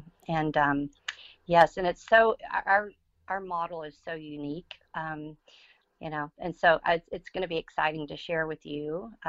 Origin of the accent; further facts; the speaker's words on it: Orange, Texas, United States; I grew up in Orange, Texas